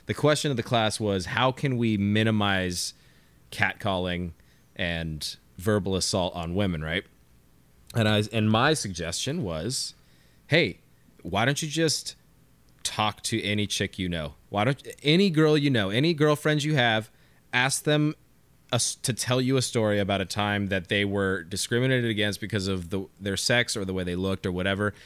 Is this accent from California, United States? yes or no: yes; California, United States; I'm just from California. Like, it's just my vernacular